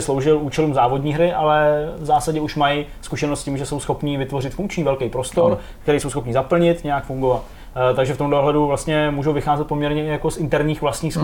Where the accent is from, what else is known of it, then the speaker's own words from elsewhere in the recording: Czechia; jsem Čech